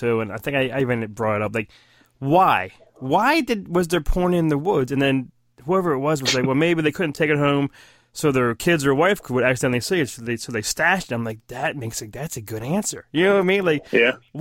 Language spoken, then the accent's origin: English; Pennsylvania, United States; up here in Pennsylvania